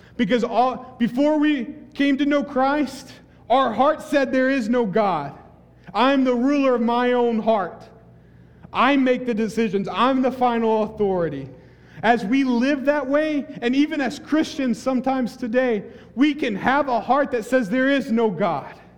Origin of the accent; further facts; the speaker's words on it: between Bell Buckle and Wartrace, Tennessee, United States; moved away as an adult; now in Hawaii, United States; My high school was in between Balbuckle Buckle and War Trace two very small towns.